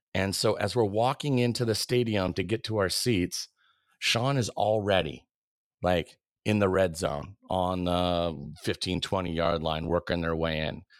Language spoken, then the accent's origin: English; Arlington, Washington, United States; also born or lived in Pullman, Washington / Camano Island, Washington / Renton, Washington / California; Arlington is kind mm. of mm there in Snohomish County, I would say is kind of the formative third grade through high school years